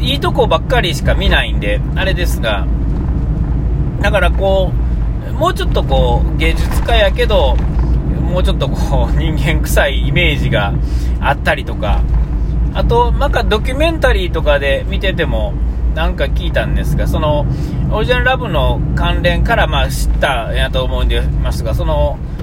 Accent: Nara, Japan; 僕の出身奈良のですね

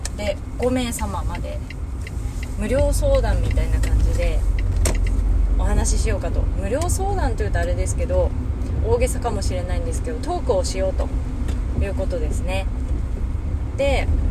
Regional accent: Hokkaido, Japan; moved away; 私北海道の人

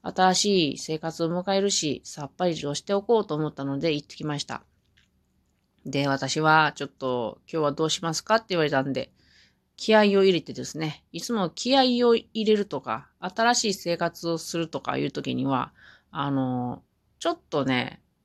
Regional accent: Mie, Japan; moved away as an adult; now in Hamamatsu, Japan; 私がまだ地元の三重県にいた時に

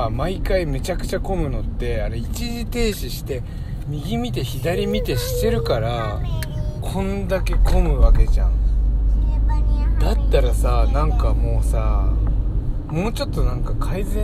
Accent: Niigata, Japan; born or raised there

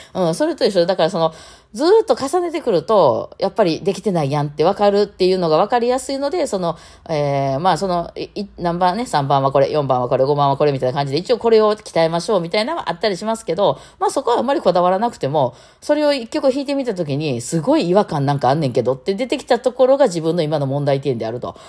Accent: Osaka, Japan; 私大阪人で大阪って発音します

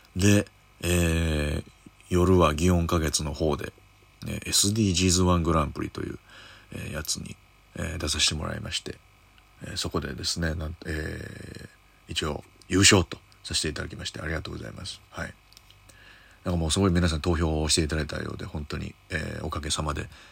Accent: Kyoto, Japan; moved away; 僕京都出身なんですけれども、えー、地元、京都駅の向かいのイオンモールで

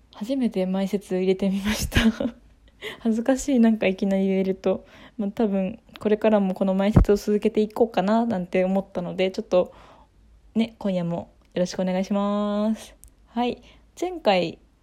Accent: Kanagawa, Japan; 湘南に住んでたので湘南出身っていうようにしてます

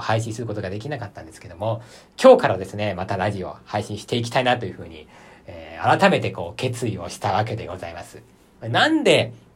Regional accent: Aichi, Japan; 私、愛知県出身なので

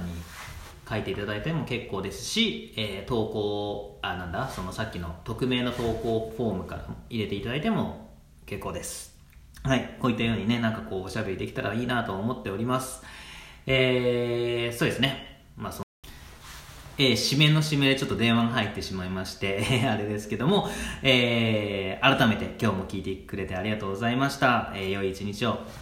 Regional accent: Chiba, Japan; also born or lived in Osaka; 実はね大阪生まれで、えー、なんですが、まあ、3歳まで向こうにいてでこっちに、えー、千葉の方に引っ越してきたんですけども

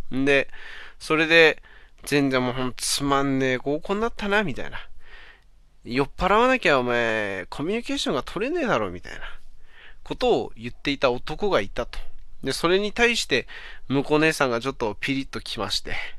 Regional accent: Aomori, Japan; now in Saitama, Japan; 俺、出身が青森だからさ、今となってはまあ埼玉に住んでんだけど

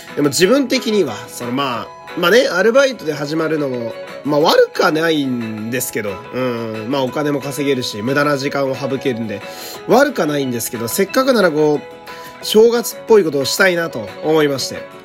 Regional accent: Fukui, Japan; now in Tokyo, Japan; 昔、地元福井にいた

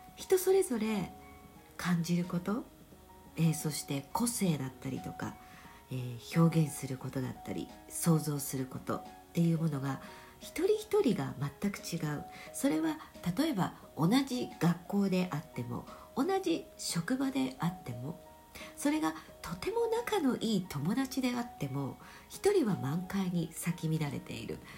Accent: Japan; 日本に生まれている

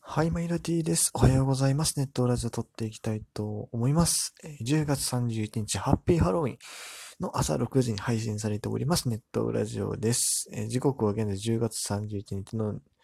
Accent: Amagasaki, Hyogo, Japan; 僕の地元、尼崎の出身

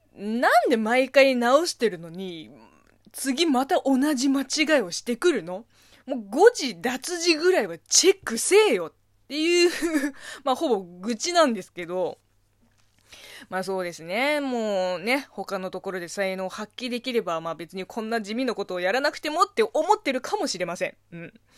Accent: China; Japanese is a second language; now in Japan; 中国生まれ中国育ちの私

